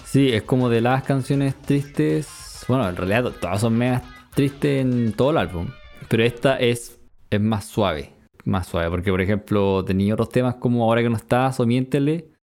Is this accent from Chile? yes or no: yes; Concepción, Biobío, Chile; viví casi toda mi adolescencia y mi infancia en Conce